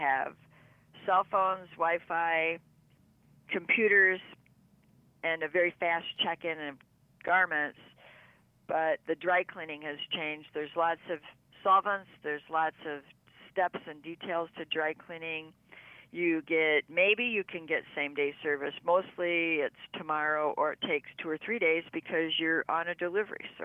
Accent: Burton, Michigan, United States; also born or lived in Flint, Michigan / Clio, Michigan; I was born in the Flint area. I grew up in a small suburb outside of Flint called Burton

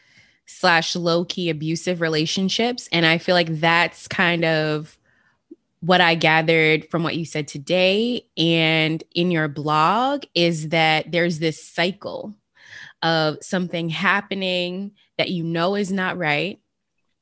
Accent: Las Vegas, Nevada, United States; I'm from Las Vegas, the city of sin.

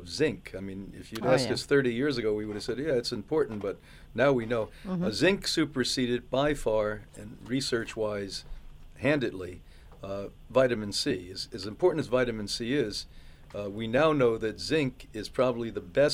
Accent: Northeast, United States; the whole time I grew up in the Northeast

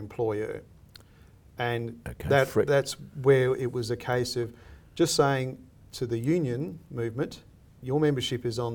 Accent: Australia; I see myself as an Australian

